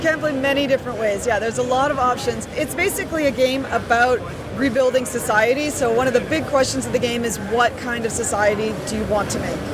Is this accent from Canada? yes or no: yes; Vancouver, British Columbia, Canada; I'm actually from Vancouver, BC